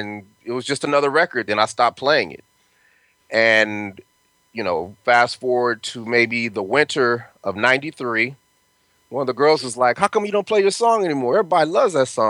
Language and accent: English; Denver, Colorado, United States; moved away; also born or lived in California; I'm from Denver, Colorado, and I went to school in Cali